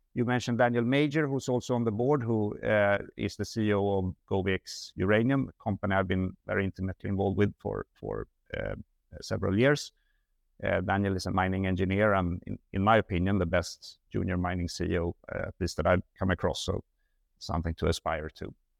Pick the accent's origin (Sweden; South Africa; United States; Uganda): Sweden; moved away; I'm Swedish.